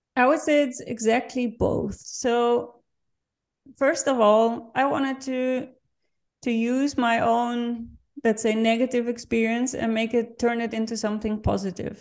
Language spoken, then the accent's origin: English; Netherlands; English is a second language; now in Vienna, Austria; I'm born and raised in the Netherlands, and I'm currently living in Vienna